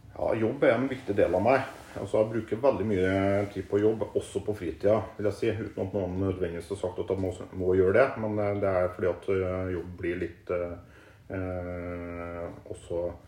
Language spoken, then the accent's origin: Norwegian; Klæbu, Trøndelag, Norway; moved away as an adult; also born or lived in Nord-Norge / Oslo / Stavern; now in Østfold, Norway; Jeg er oppvokst i Klæbu, som etter hvert har blitt en del av eh, Trondheim kommune.